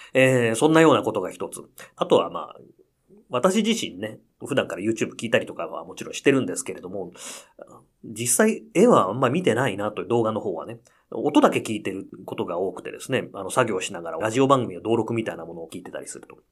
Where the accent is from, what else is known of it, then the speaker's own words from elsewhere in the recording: Akita, Japan; moved away; 私の地元秋田県のですね